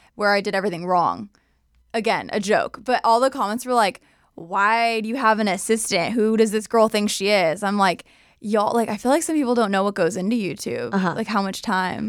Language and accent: English; Southern California, United States; also born or lived in San Diego / Bakersfield / Escondido; NorCal born, SoCal raised